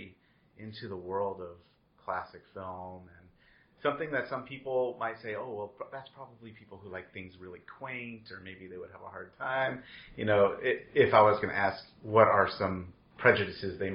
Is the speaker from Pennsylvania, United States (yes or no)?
no; Baltimore, Maryland, United States; come from my hometown of Baltimore